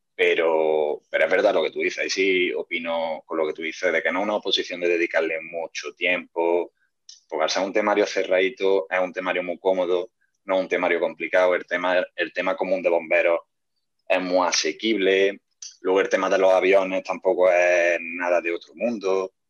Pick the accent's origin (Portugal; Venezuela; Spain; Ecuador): Spain; Córdoba, Andalusia; Todos los que somos de aquí de Córdoba capital